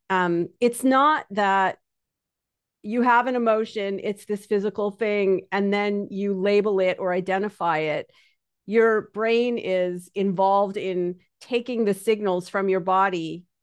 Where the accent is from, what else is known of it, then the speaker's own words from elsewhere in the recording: Canada; because I'm Canadian, but anybody who talks to me think will think I'm from New York.